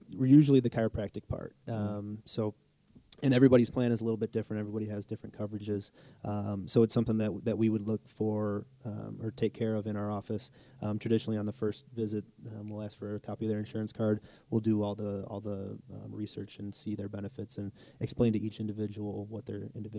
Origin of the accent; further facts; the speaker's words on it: Jamestown, New York, United States; moved away as an adult; also born or lived in Falconer, New York; now in Wisconsin, United States; going back to my hometown